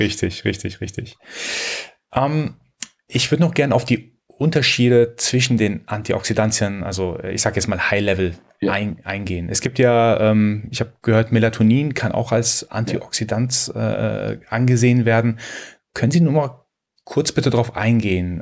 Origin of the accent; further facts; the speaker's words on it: Iran; Ich als Iraner, äh, als Perser muss natürlich, also mir ist es in die Wiege gelegt worden, schon von klein auf schwarzen Tee zu trinken.